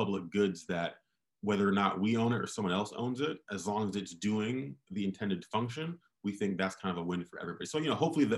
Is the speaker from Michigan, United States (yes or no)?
yes; Michigan, United States; So I'm from Michigan. I worked in the mayor's office in Detroit before starting Opportunity Insights